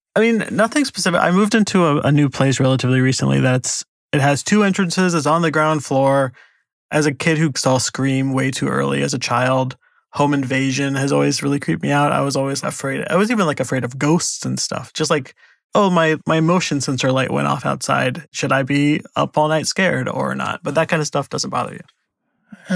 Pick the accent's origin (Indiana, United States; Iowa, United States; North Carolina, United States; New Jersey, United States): Indiana, United States; near Indianapolis, central; I'm from central Indiana, kind of near Indianapolis